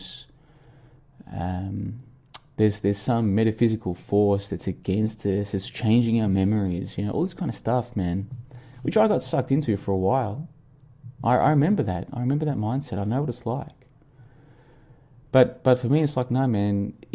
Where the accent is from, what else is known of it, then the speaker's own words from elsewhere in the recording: Australia; moved away as an adult; now in Vietnam; this Christmas in 11 days' time will be my first ever Christmas in winter because I grew up in Australia.